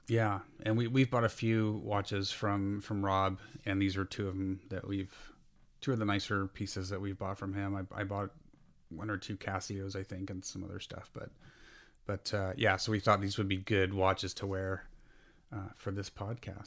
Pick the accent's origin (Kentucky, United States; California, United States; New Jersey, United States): California, United States; Burlingame; I spent a lot of my childhood in downtown Burlingame